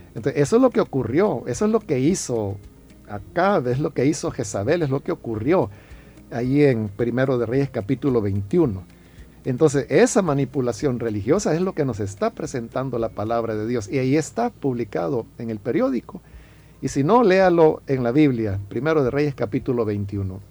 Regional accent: El Salvador; somos los salvadoreños

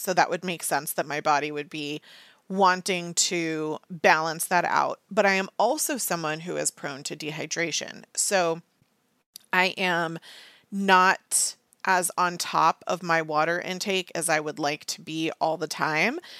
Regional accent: United States; I'm an American.

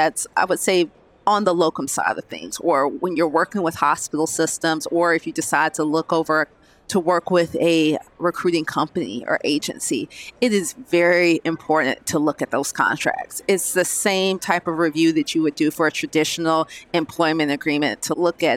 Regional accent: Georgia, United States; I'm originally from Georgia

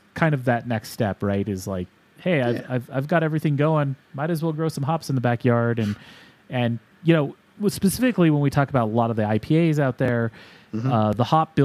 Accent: Utah, United States; now in Colorado, United States; I grew up in Utah

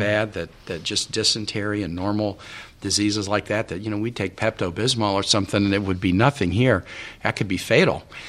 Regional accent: Kansas City, United States; also born or lived in Richmond, Virginia / Honduras; now in Virginia, United States; I'm from Kansas City. I mean, I'm not really a Virginian

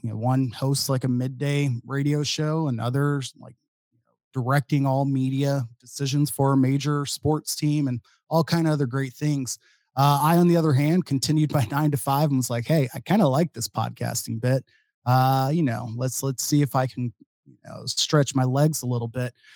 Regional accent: Dallas, Texas, United States; moved away as an adult; also born or lived in Austin, Texas; now in Madison, United States; I'm from the Dallas, Fort Worth area

